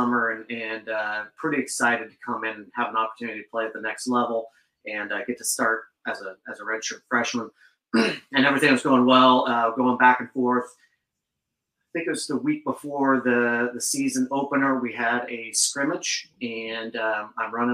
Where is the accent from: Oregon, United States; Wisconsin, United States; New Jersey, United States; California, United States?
Oregon, United States; Gaston; moved away as an adult; now in Bellingham, United States; originally grew up, born and raised in Oregon, and moved out to the sticks to a little tiny town, out southwest of Portland.